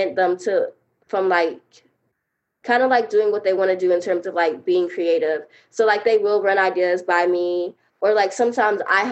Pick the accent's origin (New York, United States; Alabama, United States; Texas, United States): Alabama, United States; Montgomery; my hometown Montgomery